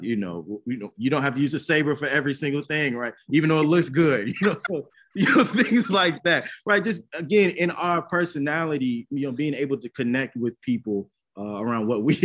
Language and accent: English; Chicago, Illinois, United States; Chicago, the both of us.